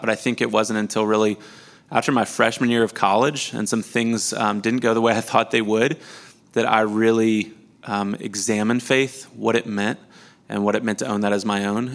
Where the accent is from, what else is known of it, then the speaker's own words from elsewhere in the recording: Missouri, United States; I was born and raised in Missouri, same city, same house I grew up